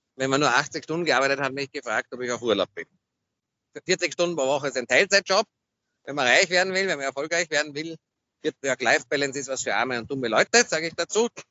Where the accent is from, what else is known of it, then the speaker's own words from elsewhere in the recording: Vienna, Austria; Aus Wien